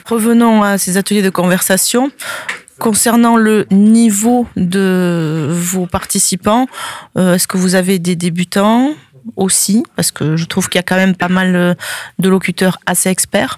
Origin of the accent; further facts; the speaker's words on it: France; chez nous en France